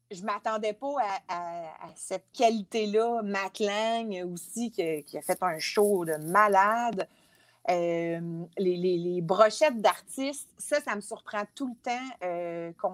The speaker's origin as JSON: {"language": "French", "town": "Montreal", "region": "Quebec", "country": "Canada", "said": "Hey, moi, j'arrive de la ville, je viens de Montréal, j'en ai vu du monde dans ma vie."}